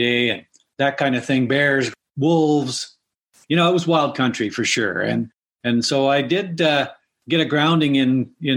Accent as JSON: {"language": "English", "region": "British Columbia", "country": "Canada", "tie": "born or raised there", "said": "in British Columbia in the 50s, when I grew up, it was a pretty wild country then. We grew up on the Alaska or the Heart Highway"}